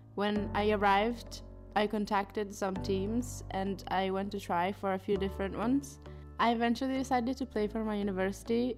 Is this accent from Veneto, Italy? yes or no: no; Bologna, Emilia-Romagna, Italy; moved away as an adult; now in Edinburgh, United Kingdom; I'm from Italy, from Bologna, and I've been here for four years